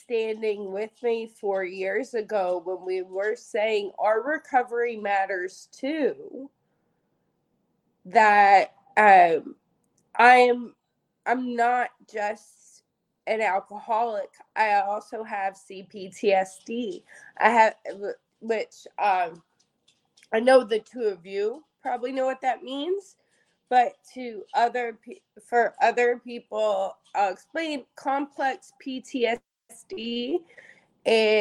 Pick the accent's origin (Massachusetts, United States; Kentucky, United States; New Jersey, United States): Kentucky, United States; accent: Southern; moved away; I'm originally from Kentucky, so sometimes my Southern side comes out.